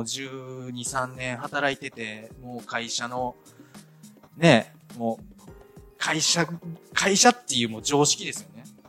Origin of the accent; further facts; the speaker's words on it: Ehime, Japan; moved away as an adult; also born or lived in Shiga; また地元の愛媛に戻るかっていう話になったんですけど